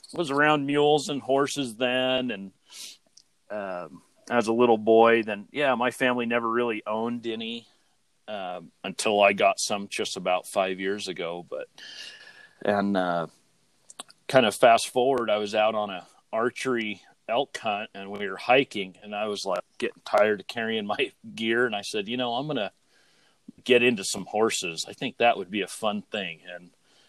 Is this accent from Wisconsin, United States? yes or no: no; Southern California, United States; now in Utah, United States; I grew up in Southern California, and we moved to Utah